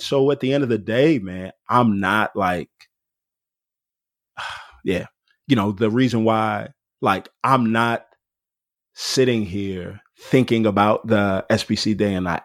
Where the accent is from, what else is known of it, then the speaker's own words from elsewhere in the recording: Houston, Texas, United States; moved away as an adult; also born or lived in Denton, Texas; now in Atlanta, United States; I grew up in Houston, Texas, and it was just a diverse place to grow up